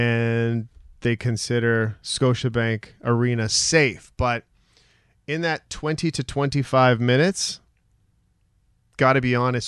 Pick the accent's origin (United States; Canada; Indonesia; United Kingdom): Canada; Western Canada; I'm from Western Canada.